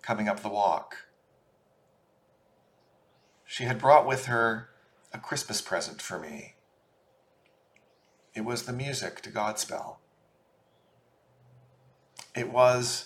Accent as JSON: {"language": "English", "town": "Portland", "region": "Oregon", "country": "United States", "tie": "born or raised there", "said": "I grew up in Portland, Oregon, and attended St. Michael and All Angels Episcopal Church throughout my childhood"}